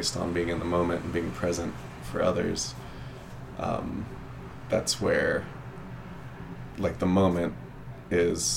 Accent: Kansas, United States; I'm from Kansas

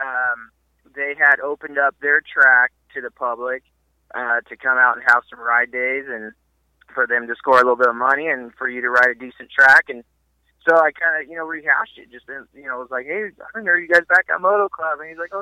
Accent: Central Coast, California, United States; growing up on the Central Coast

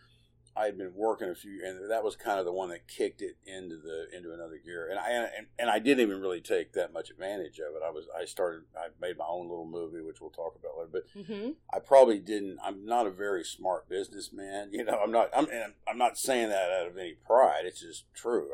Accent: Lubbock, Texas, United States; also born or lived in Abilene, Texas; we moved, to Lubbock when I was maybe 2 or 3 years old

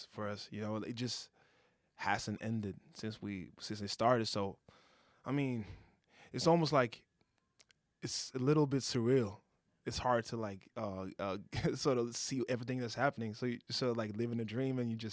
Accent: Oslo, Norway; being born and raised in Oslo, Norway

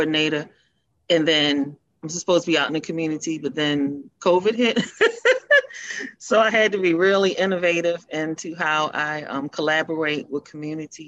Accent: Baltimore, Maryland, United States; I'm a native of Baltimore. I grew up in East Baltimore.

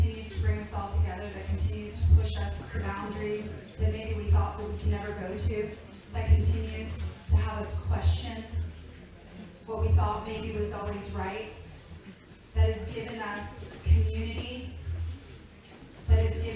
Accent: Virginia, United States; I'm originally from Virginia, and I grew up in a very strict Republican home

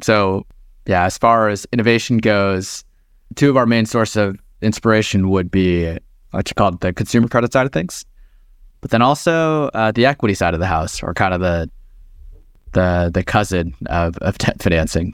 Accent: Texas, United States; now in Bay Area, United States; born and raised, uh, in Texas

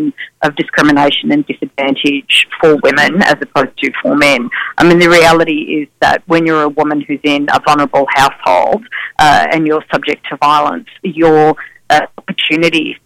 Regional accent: Victoria, Australia; my home state of Victoria

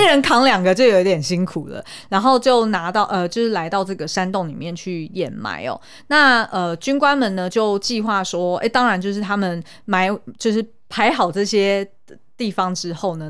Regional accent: Taiwan; 身为台湾人，老实说我对台湾还真不熟

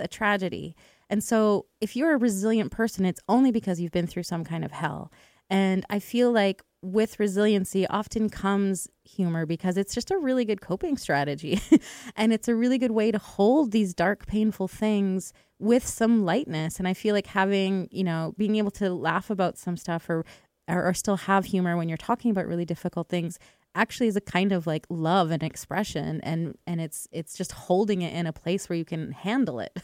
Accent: Edmonton, Alberta, Canada; I grew up in Edmonton

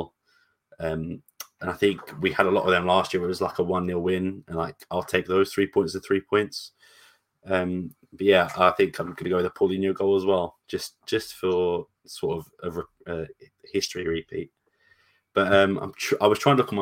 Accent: England, United Kingdom; All white background is why I'm so pale, and I'm also English.

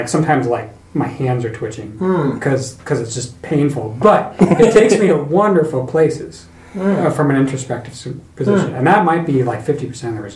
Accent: North Idaho, United States; I grew up in North Idaho

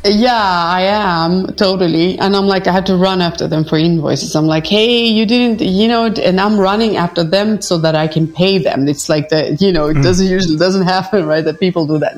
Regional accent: Stockholm, Stockholm County, Sweden; now in Paris, France; I live in Paris, but I visit Stockholm very often because that's my hometown

